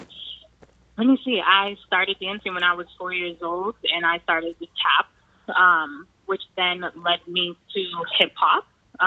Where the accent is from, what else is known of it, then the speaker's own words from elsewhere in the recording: Cambridge, Massachusetts, United States; I'm from Cambridge. I was raised here.